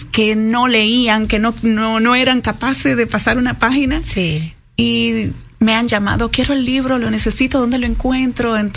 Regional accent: Jarabacoa, La Vega, Dominican Republic; now in Santo Domingo, Dominican Republic; Mi pueblo querido, que es de Jarabacoa

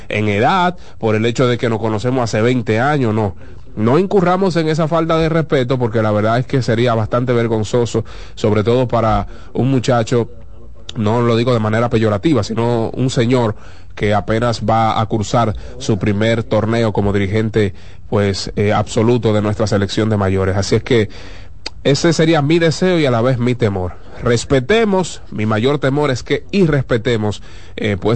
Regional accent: Dominican Republic; todos sabemos que como dominicanos, cuando tenemos a un dominicano de frente, solemos igualarnos a él.

